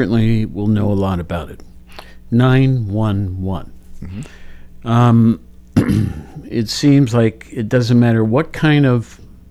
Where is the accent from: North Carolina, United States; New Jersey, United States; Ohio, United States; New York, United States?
Ohio, United States; Columbus; also born or lived in Worthington, Ohio; I grew up in Worthington or Columbus.